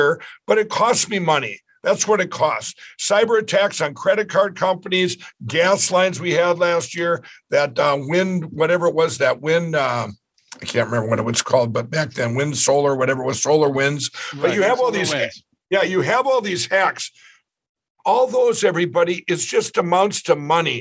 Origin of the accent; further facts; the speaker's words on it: Minnesota, United States; In my home state of Minnesota